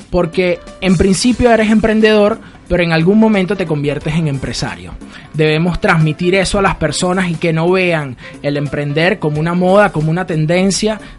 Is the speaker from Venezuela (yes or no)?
yes; Venezuela; Tengo un foco en mi país, en Venezuela, sin duda creo que lo vamos a alcanzar.